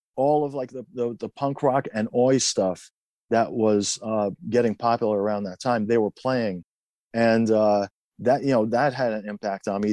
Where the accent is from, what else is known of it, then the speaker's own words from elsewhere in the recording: Tehran, Tehran Province, Iran; also born or lived in Queens, New York, United States; now in United States; I was born in Iran, in Tehran.